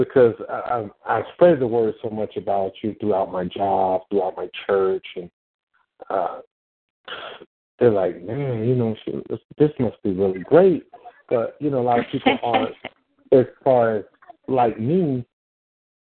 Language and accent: English; Central Florida, United States; I'm from Central Florida